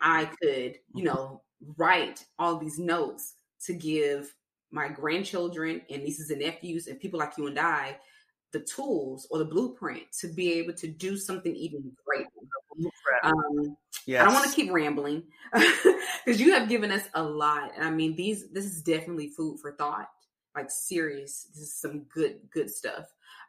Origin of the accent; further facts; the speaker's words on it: Alabama, United States; moved away; also born or lived in Florida; being a young black girl growing up in Alabama and then taking that time for my mother to transition us to Florida